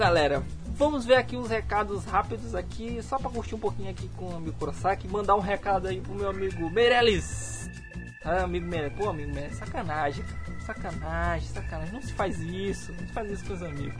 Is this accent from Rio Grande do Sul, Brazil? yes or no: no; Paço do Lumiar, Maranhão, Brazil; also born or lived in São Luís; nós somos de São Luís, cara somos São Luís, somos, pra falar a verdade, somos de Pato